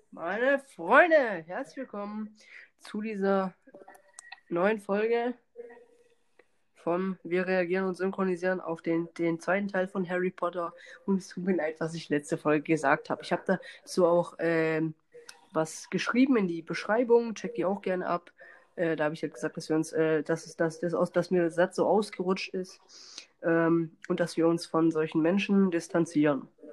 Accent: Germany; bei uns in Deutschland

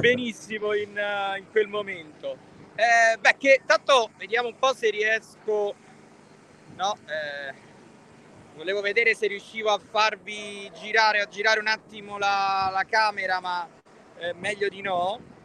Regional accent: Rome, Lazio, Italy; io da, da romano

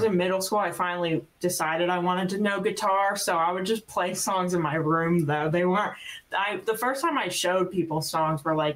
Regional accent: New Jersey, United States; accent: South Jersey; also born or lived in Florida; now in Nashville, United States; I'm originally from South Jersey

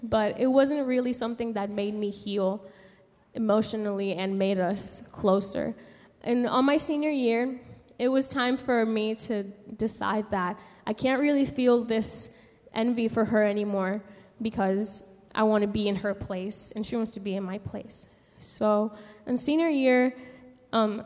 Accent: San Juan, Puerto Rico; moved away as an adult; now in United States; I was born and raised in San Juan, Puerto Rico, and I moved to the States here to study here in college

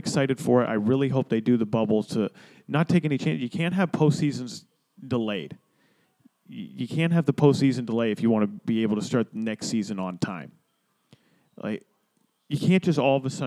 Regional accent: Florida, United States; Florida, my home state

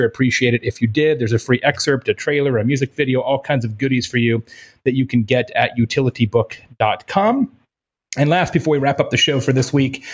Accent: Arizona, United States; moved away; I grew up in Arizona

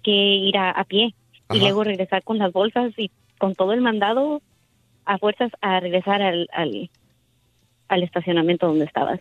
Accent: Michoacán, Mexico; now in United States; Somos, somos de Michoacán, entonces es un ranchito pequeño.

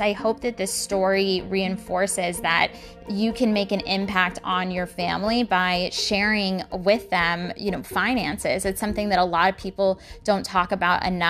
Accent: San Antonio, Texas, United States; I'm from San Antonio, Texas

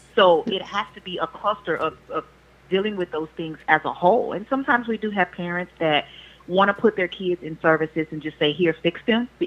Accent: Louisiana, United States; now in Houston, United States; I'm from Louisiana. I now reside in Houston

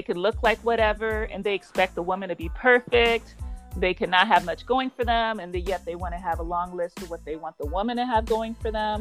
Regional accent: Los Angeles, California, United States; I'm from Los Angeles, and that's where I'm calling in from.

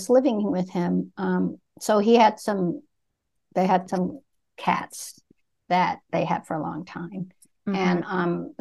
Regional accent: Vietnam; moved away; I was born in Vietnam as a Buddhist

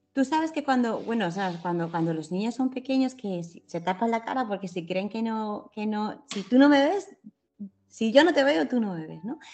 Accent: Picassent, Valencian Community, Spain; Yo vivo en la misma calle donde nací, con las mismas personas

